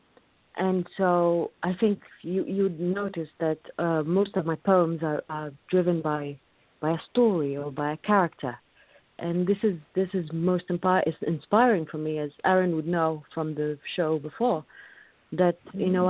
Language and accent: English; Egypt; moved away; I was born and raised in Egypt